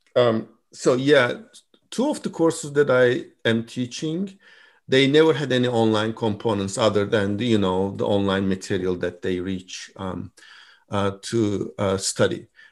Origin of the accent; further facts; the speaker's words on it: Turkey; moved away as an adult; also born or lived in Istanbul; now in Michigan, United States; I'm from Turkey originally